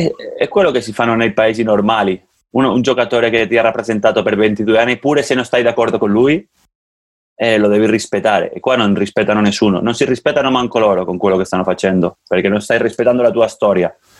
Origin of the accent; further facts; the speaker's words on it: Andorra; il mio paese